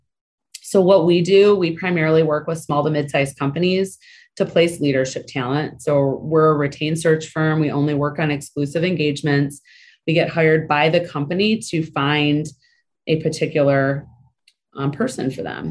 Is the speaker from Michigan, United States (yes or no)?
yes; Michigan, United States; moved away as an adult; I was born and raised in Michigan